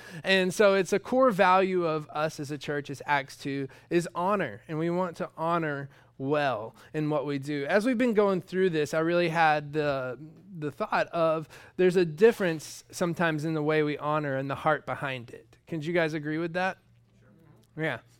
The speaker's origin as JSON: {"language": "English", "region": "Georgia", "country": "United States", "tie": "born or raised there", "said": "I was raised in the South, in Georgia. And that is the South."}